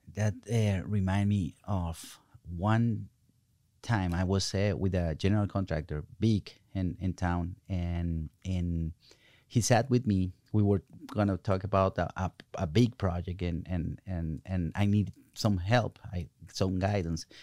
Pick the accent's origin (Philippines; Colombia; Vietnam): Colombia; English is a second language; now in United States; I'm coming from Colombia, South America